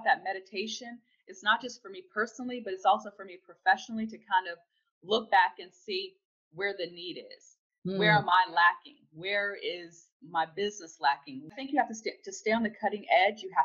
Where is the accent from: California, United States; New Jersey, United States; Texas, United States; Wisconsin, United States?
California, United States; also born or lived in South Florida; now in Florida, United States; I'm from California, born and raised in California